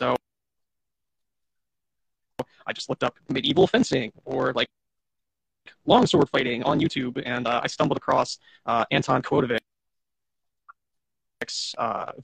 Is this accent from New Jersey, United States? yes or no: yes; Cape May, New Jersey, United States; now in Philadelphia, United States; I'm originally from South Jersey. I haven't lived in Philadelphia my whole life. Southern New Jersey, specifically Cape May